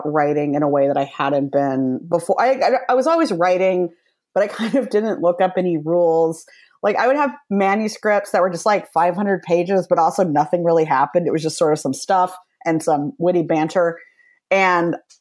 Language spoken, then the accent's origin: English; Midwest, United States; moved away as an adult; now in Los Angeles, United States; I'm from the Midwest